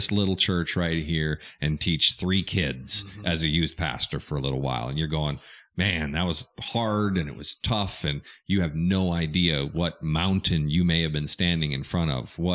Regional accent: Minnesota, United States; now in Arkansas, United States; I'm from Minnesota

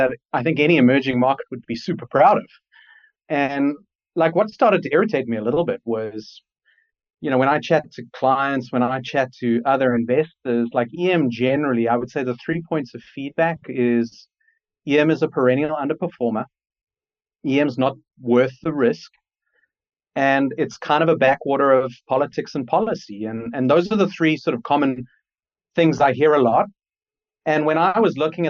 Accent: Johannesburg, Gauteng, South Africa; moved away as an adult; also born or lived in United Kingdom; now in Cape Town, South Africa; I grew up in Johannesburg, South Africa, until I was about 18

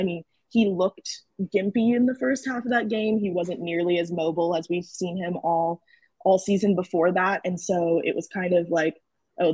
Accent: West Coast, United States; moved away; also born or lived in Missouri; I'm from the West Coast

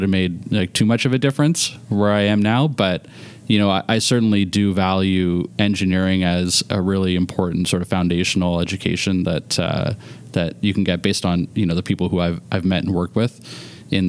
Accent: Oakville, Ontario, Canada; also born or lived in North York, Toronto; I grew up in Oakville

